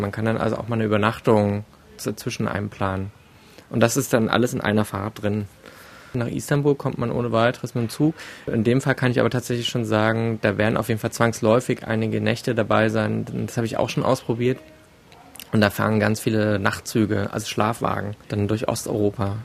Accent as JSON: {"language": "German", "country": "Germany", "said": "hier bei uns in Deutschland"}